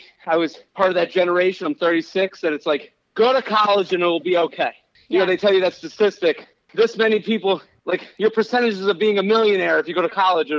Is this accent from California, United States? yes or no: no; Needham, Massachusetts, United States; moved away as an adult; also born or lived in Pennsylvania; now in New York City, United States; So I grew up outside of Boston.